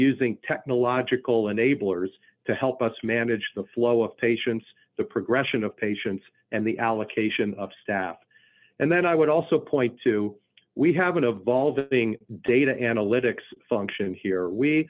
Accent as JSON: {"language": "English", "town": "Philadelphia", "region": "Pennsylvania", "country": "United States", "lives_now": "Kansas City, United States", "said": "So remember, I came from the Philadelphia area, so I still am certainly an Eagles fan"}